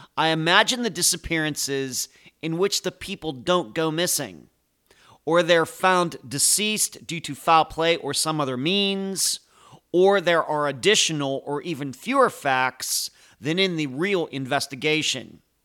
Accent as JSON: {"language": "English", "town": "Pittsburgh", "region": "Pennsylvania", "country": "United States", "accent": "Pittsburgh", "moved": "yes", "said": "I'm originally from the Pittsburgh area, and I had a, it still kinda comes out. I have a Pittsburgh accent once in a while"}